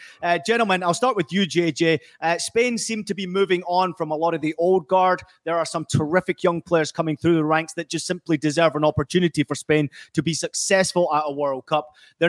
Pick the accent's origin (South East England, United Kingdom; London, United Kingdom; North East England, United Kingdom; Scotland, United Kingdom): Scotland, United Kingdom; also born or lived in United States; as an American-born person who grew up in Scotland